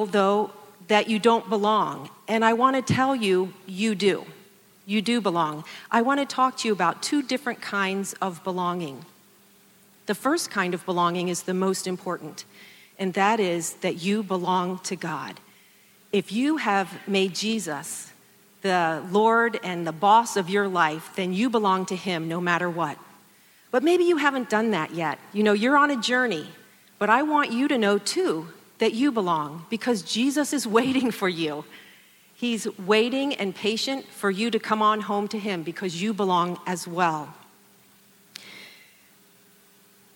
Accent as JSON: {"language": "English", "town": "Columbus", "region": "Ohio", "country": "United States", "tie": "born or raised there", "said": "I am a Buckeye. I grew up here in Columbus"}